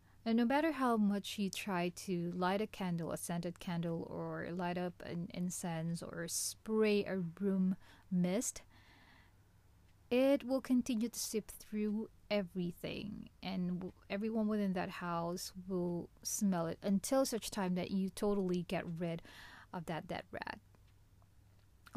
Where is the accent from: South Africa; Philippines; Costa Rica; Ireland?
Philippines; My hometown in the Philippines